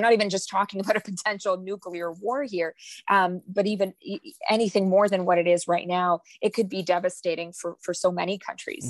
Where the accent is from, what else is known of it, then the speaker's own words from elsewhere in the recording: Manitoba, Canada; I'm from Manitoba